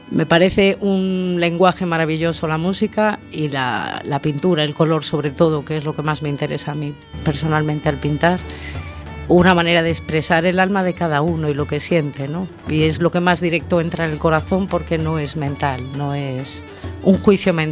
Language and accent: Spanish; Canary Islands, Spain; Bueno, pues yo llegué un poco de Canarias con el buscarme la vida